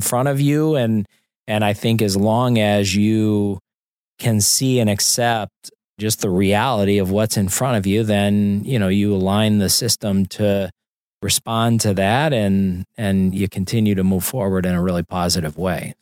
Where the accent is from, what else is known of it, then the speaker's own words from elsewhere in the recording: St. Louis, Missouri, United States; moved away; I grew up in Saint Louis